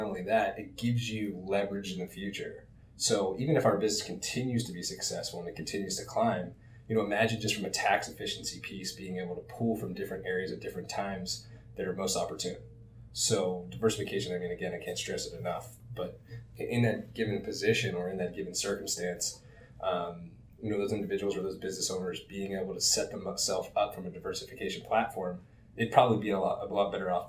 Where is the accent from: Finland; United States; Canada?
United States; Pittsburgh, Pennsylvania; moved away as an adult; now in South Florida, United States; I was born in Pittsburgh, PA. I moved to South Florida